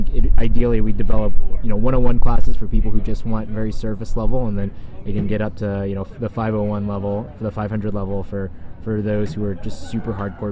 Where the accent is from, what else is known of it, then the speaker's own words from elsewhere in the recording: Kentucky, United States; moved away; I'm from Kentucky.